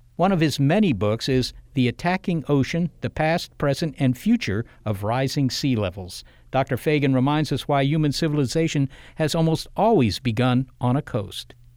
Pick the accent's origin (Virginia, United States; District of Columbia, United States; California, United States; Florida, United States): District of Columbia, United States; Washington; I grew up in the Washington, D C area